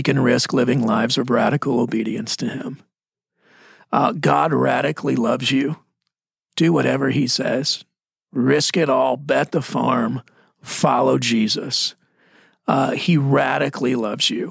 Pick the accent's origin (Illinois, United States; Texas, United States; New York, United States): Texas, United States; now in Arizona, United States; I'm Texan. Texas Arizonian